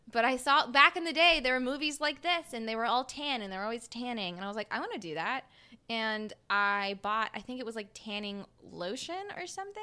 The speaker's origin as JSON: {"language": "English", "region": "South Mississippi", "country": "United States", "said": "I'm from South Mississippi."}